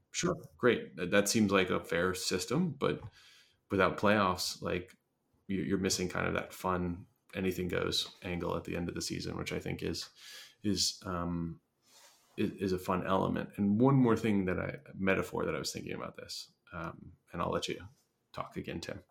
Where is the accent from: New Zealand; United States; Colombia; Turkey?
United States; Philadelphia, Pennsylvania; my hometown Phillies